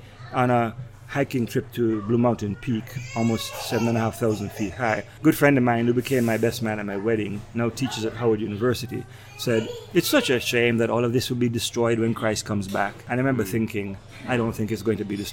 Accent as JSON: {"language": "English", "country": "Jamaica", "moved": "as an adult", "lives_now": "New York, United States", "said": "Family still in Jamaica. We go back once or twice a year."}